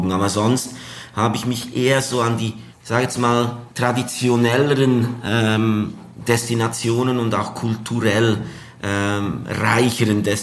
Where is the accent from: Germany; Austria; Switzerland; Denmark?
Switzerland; Ja, also allgemein äh, ist es ja als Schweizer so, dass äh, wenn man vier Stunden zu Fuß geht, ist man ja schon im Ausland.